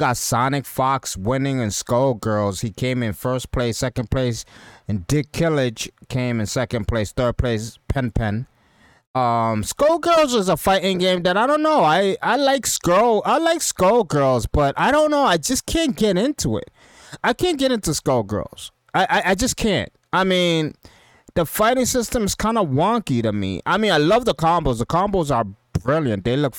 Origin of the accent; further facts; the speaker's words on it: Dominican Republic; now in Depew, United States; And we're gonna meet over there in Dominican Republic. You know what I mean? And in Punta Cana, that's where we're meeting. You know what I mean? My home country.